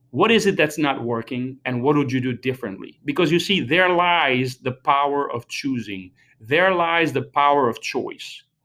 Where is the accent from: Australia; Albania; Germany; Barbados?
Albania; moved away; I was born and raised in Albania